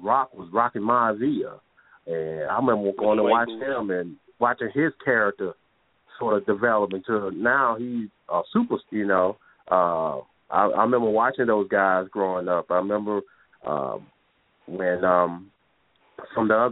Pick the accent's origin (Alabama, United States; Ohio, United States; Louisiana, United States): Alabama, United States; Talladega; moved away as an adult; now in Baltimore, United States